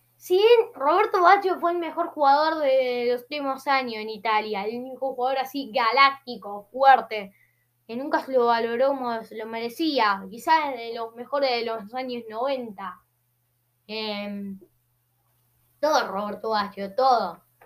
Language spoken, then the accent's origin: Spanish; Argentina; Soy argentino. Soy argentino